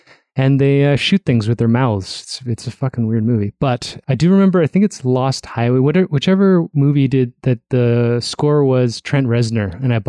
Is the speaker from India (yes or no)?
no; North York, Ontario, Canada; I grew up in North York in the first, second house, but the first semi